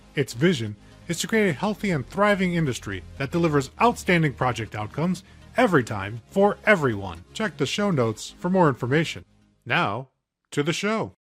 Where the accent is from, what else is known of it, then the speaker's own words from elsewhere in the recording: Texas, United States; I spent a lot of time in Texas myself growing up as a kid